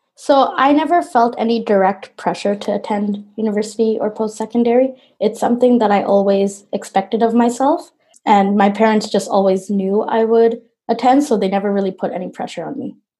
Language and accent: English; Toronto, Ontario, Canada; I'm a Bangladeshi Canadian product designer from Toronto